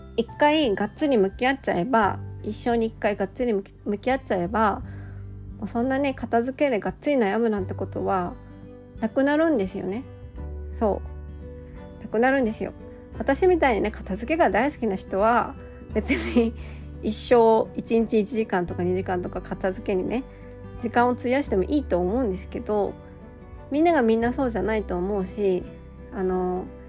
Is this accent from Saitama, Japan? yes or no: no; Gifu, Japan; 私は岐阜県生まれの岐阜県育ちの生粋な岐阜県人で